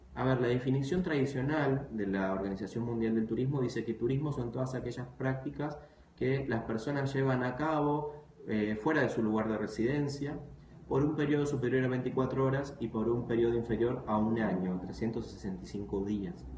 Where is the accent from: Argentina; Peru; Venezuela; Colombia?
Argentina; moved away; yo, soy, argentino, pero viví algunos años en otras ciudades del, país y del mundo